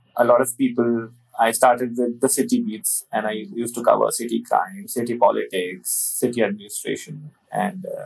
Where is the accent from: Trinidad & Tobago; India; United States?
India; Delhi; I was born in Delhi and all my studies, everything happened in Delhi, including my school, college, everything.